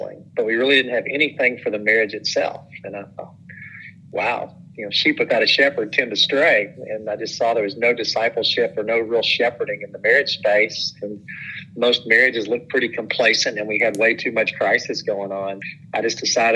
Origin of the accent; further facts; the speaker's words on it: Madisonville, Kentucky, United States; also born or lived in Nashville, Tennessee / Owensboro, Kentucky; I grew up in Madisonville, Kentucky. I was a Madisonville Maroon